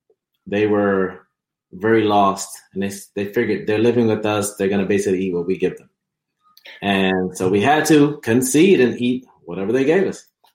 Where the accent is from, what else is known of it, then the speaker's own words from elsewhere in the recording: Jamaica; also born or lived in Alabama, United States; but I was born in the U.S. And so I was born in Alabama. We lived there for a couple of years, about seven to nine years. And we then moved to Jamaica